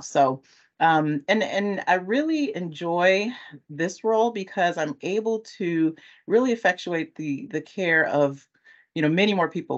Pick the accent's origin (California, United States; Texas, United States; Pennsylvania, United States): California, United States; now in Chicago, United States; I'm originally from California